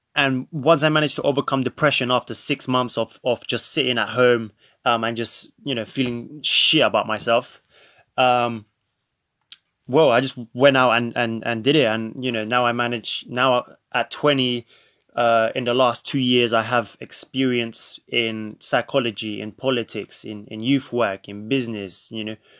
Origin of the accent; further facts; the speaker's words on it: London, United Kingdom; also born or lived in Krakow, Poland; grew up, since the age of five, I grew up in London, more specifically North London.